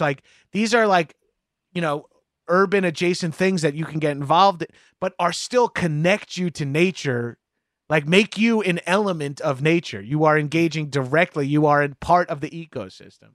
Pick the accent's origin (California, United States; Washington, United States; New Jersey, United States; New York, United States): New York, United States; Long Island; growing up on Long Island